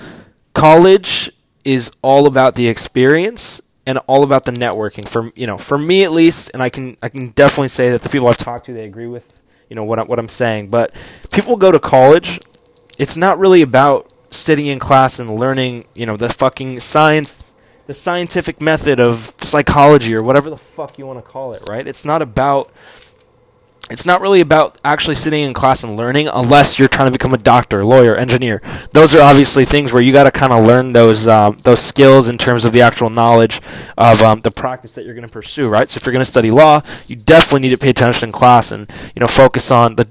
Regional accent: Orange County, California, United States; also born or lived in Kansas City / Dallas / Bakersfield, California / Fullerton, California; moved to Orange County, Fullerton, California when I was starting seventh grade

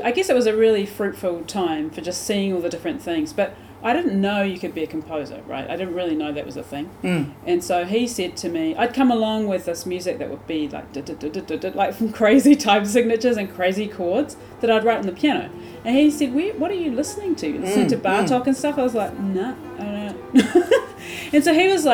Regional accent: Christchurch, Canterbury, New Zealand; moved away as an adult; also born or lived in Wellington; my hometown, which is Christchurch

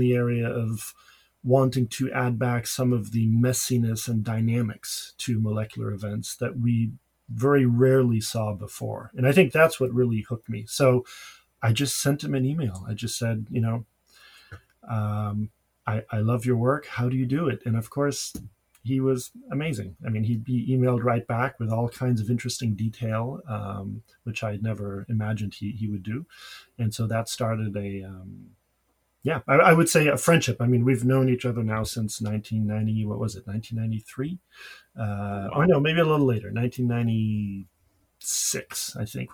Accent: Paris, Île-de-France, France; moved away as an adult; now in United States; I grew up in Paris

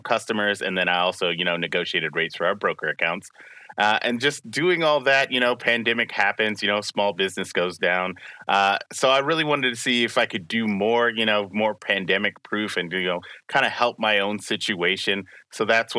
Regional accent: Spring Hill, Tennessee, United States; I'm from Spring Hill, Tennessee.

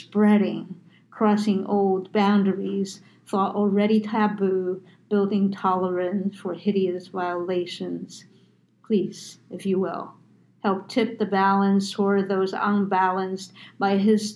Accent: United States; I'm Asian American

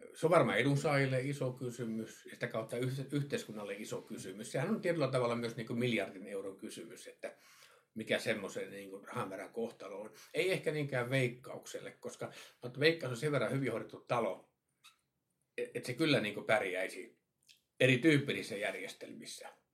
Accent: Kemijärvi, Lapland, Finland; Mä itse Kemiärältä kotoisin.

